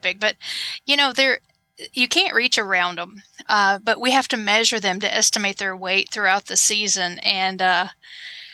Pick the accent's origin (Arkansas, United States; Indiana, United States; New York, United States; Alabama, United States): Arkansas, United States; Lower; moved away as an adult; also born or lived in Missouri / Illinois; now in Nebraska, United States; I was from Lower Arkansas. And so I have an accent. It's still there.